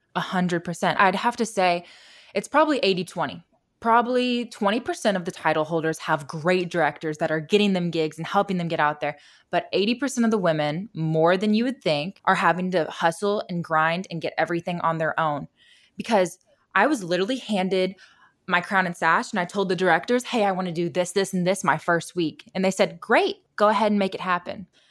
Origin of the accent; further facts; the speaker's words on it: Indiana, United States; moved away; when I grew up in Indiana